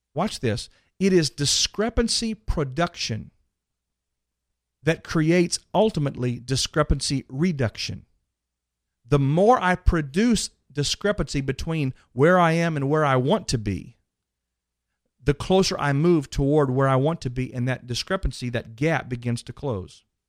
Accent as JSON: {"language": "English", "town": "Dallas", "region": "Texas", "country": "United States", "tie": "born or raised there", "said": "that one's in Dallas, by the way, my hometown"}